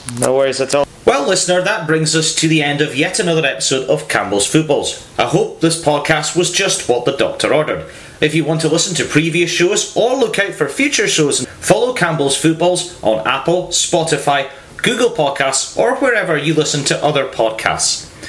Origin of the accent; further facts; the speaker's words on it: Scotland, United Kingdom; for me, as a Scotsman